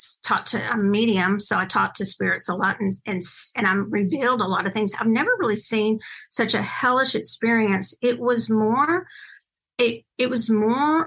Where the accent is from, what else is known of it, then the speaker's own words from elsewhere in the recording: Longview, Texas, United States; my hometown of Longview, Texas